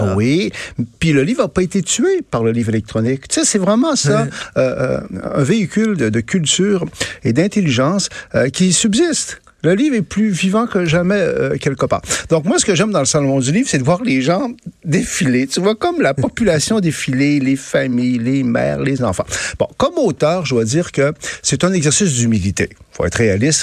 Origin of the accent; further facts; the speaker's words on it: Quebec, Canada; l'identité québécoise est porteuse d'un pouvoir considérable. On est issu de la France de Louis XIV